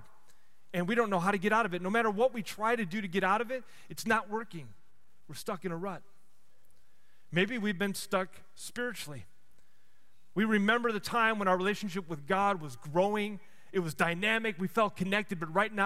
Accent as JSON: {"language": "English", "town": "Chicago", "region": "Illinois", "country": "United States", "tie": "born or raised there", "moved": "yes", "said": "I grew up in Chicago"}